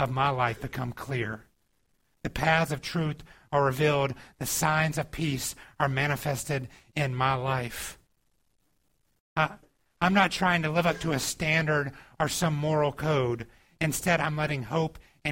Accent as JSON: {"language": "English", "region": "Georgia", "country": "United States", "tie": "born or raised there", "moved": "yes", "said": "I grew up in the South and in Georgia"}